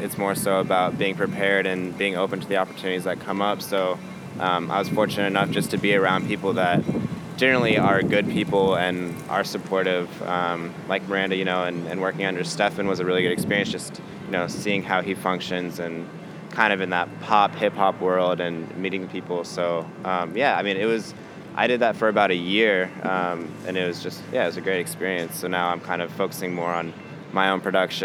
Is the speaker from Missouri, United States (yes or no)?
yes; Kansas City, Missouri, United States; now in Chicago, United States; I grew up in Kansas City, Missouri.